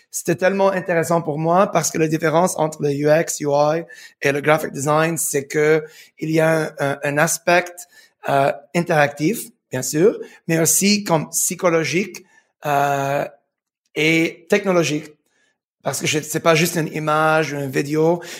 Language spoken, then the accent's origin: French; Montreal, Quebec, Canada; born there; also born or lived in United Arab Emirates; Je suis né à Montréal, mais, mais j'habitais aux Émirats pour 15 ans.